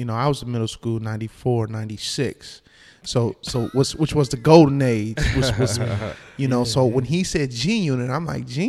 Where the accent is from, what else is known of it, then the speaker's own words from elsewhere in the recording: South Bend, Indiana, United States; I'm from South Bend, so it was a 2.5 hour drive.